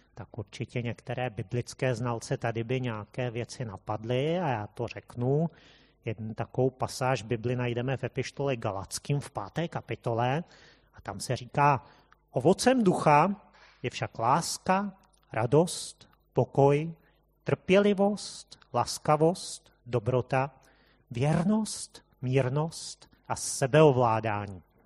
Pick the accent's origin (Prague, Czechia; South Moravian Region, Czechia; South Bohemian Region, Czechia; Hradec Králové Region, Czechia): Prague, Czechia; jsme tady Pražáci